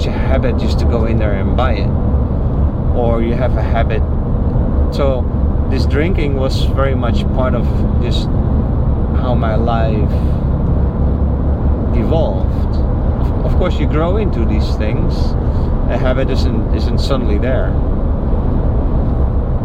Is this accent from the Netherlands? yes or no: yes; Netherlands; moved away as an adult; also born or lived in Haiti; now in United States; I'm from the Netherlands